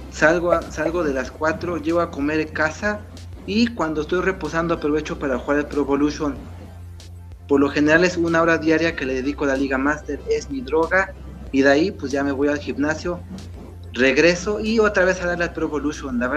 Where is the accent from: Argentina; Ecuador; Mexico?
Mexico; Pues bueno, yo soy de México.